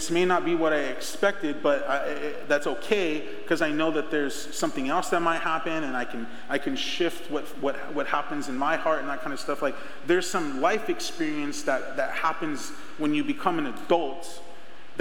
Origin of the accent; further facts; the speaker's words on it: Rainbow Valley, Arizona, United States; I grew up in Rainbow Valley, if you know where Rainbow Valley's at, and I went to Estrella Foothills